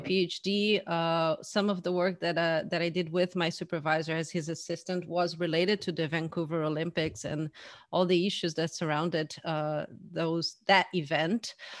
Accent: Porto Alegre, Rio Grande do Sul, Brazil; moved away as an adult; also born or lived in Canada; in my hometown, Porto Alegre

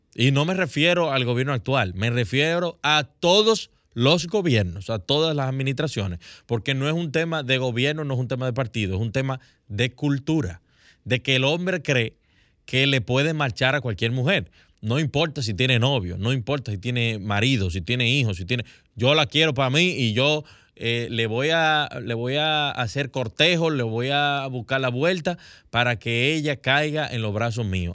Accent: Dominican Republic; como dominicanos

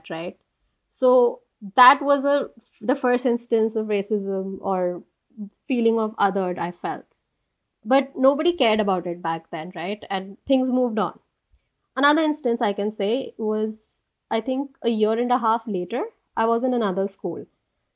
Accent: Delhi, India; moved away as an adult; also born or lived in Washington, D.C. / Geneva / The Hague; born and brought up in Delhi, lived all my life here till I was 22, 23, that I moved

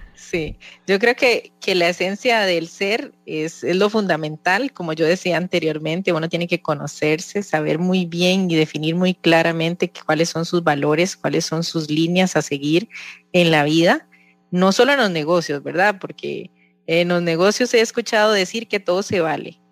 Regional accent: Costa Rica; nos identifica mucho como, como costarricenses, como campesinos

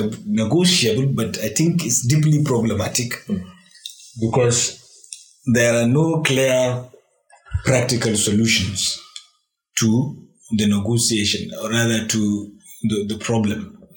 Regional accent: Nigeria; But Nigerians really do not trust the Nigerian state. They do not believe in the country. They are not patriotic. We do not have any shared narrative

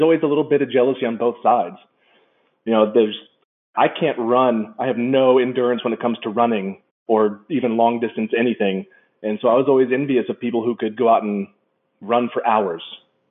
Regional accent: Saudi Arabia; Growing up in Saudi Arabia, we were late to the internet game in the early 90s.

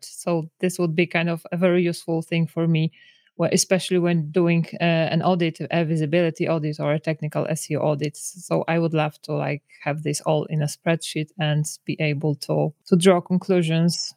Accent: Poland; I'm from Poland.

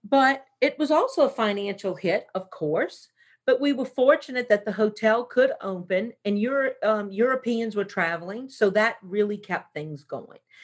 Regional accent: New Orleans, Louisiana, United States; moved away; we're both from New Orleans

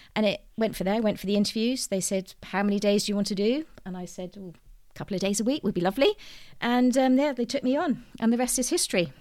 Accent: United Kingdom; I'm very British in my upbringing, um, was brought up in the countryside

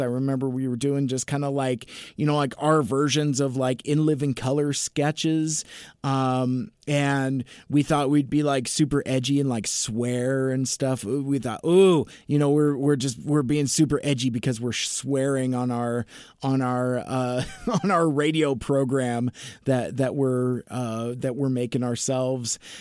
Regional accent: Seattle, Washington, United States; I was born in Seattle. I've lived in the, in the Seattle area my entire life. It's my home

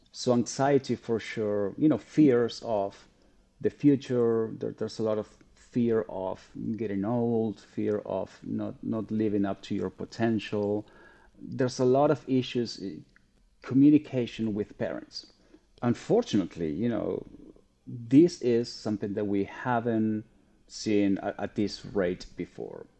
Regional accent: Argentina; now in United States; I'm originally from Argentina

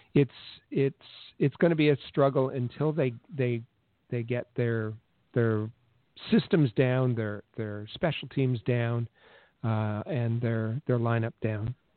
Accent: Thunder Bay, Ontario, Canada; moved away; also born or lived in Winnipeg; where I grew up in Thunder Bay

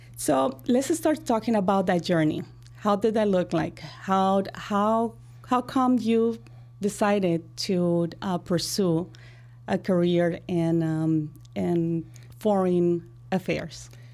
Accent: Colombia; now in Chicago, United States; And I'm from Colombia. I grow in Colombia.

